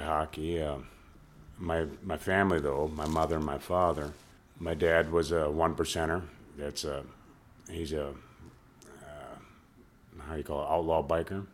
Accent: St. Paul, Minnesota, United States; also born or lived in St. Cloud, Minnesota; I grew up on Rice Street in St. Paul

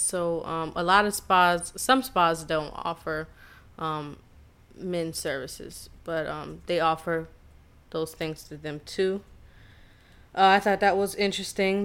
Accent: Charleston, South Carolina, United States; I'm from Charleston, South Carolina.

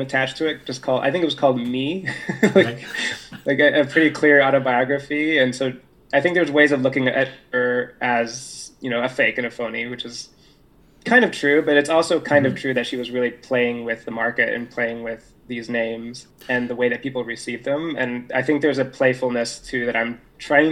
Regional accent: Portland, Oregon, United States; I was born in Portland, Oregon, which is it's the whitest big city in the United States

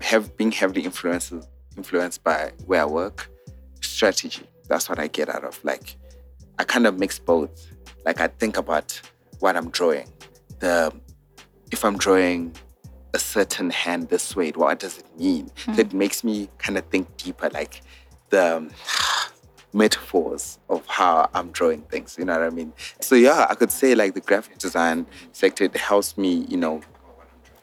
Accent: Zimbabwe; moved away; I'm from Zim

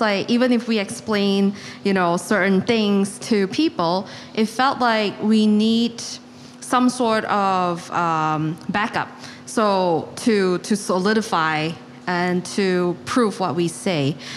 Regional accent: Malaysia; now in New York, United States; I am also born and raised in Malaysia.

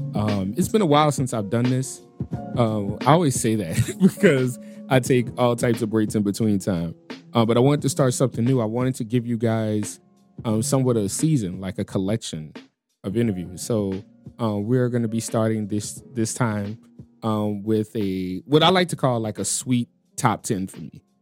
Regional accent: New Orleans, Louisiana, United States; moved away as an adult; also born or lived in Chicago; I was born and raised in New Orleans, but Chicago kinda made me a man

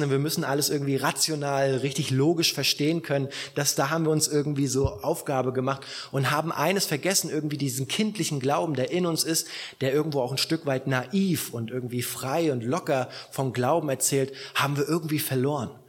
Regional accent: Southern Germany, Germany; Gut, bei uns in Süddeutschland kennen noch ein bisschen mehr Gott äh, von, von, von der Prägung her

